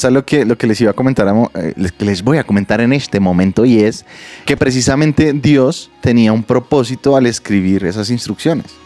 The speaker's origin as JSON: {"language": "Spanish", "region": "Bogotá", "country": "Colombia", "said": "soy, soy cachaco a la carachas. Vengo de Bogotá."}